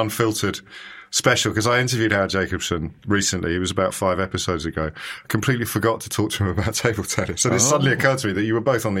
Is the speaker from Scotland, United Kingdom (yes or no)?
no; Kidderminster, West Midlands, United Kingdom; I grew up in Kidderminster